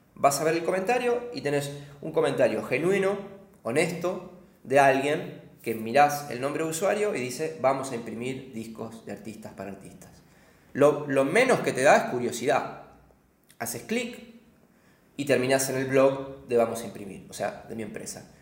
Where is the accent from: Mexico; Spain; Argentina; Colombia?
Argentina; moved away as an adult; also born or lived in London / Berlin; como argentino